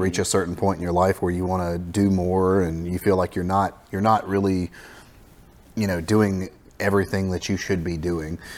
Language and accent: English; the Florida Panhandle, United States; I grew up in the Panhandle of Florida, uh, so kind of a native to this area